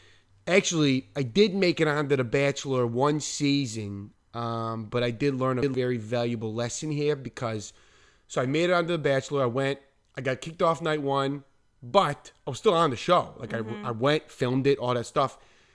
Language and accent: English; New Jersey, United States; also born or lived in Long Island / Manhattan; Yeah, I'm from New York. Well, I'm from New Jersey. I lived in New Jersey, but I've lived everywhere, you know.